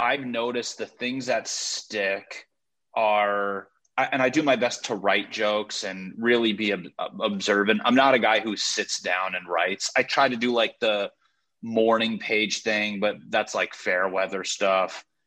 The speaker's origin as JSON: {"language": "English", "region": "Connecticut", "country": "United States", "tie": "born or raised there", "also_born_or_lived": "Los Angeles", "moved": "as an adult", "said": "I'm from Connecticut."}